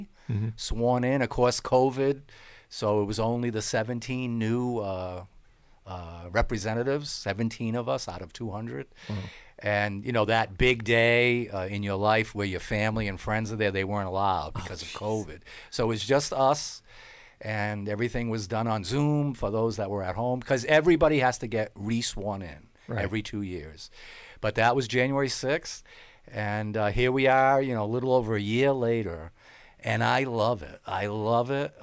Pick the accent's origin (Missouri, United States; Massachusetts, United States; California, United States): Massachusetts, United States; I'm born and raised in Massachusetts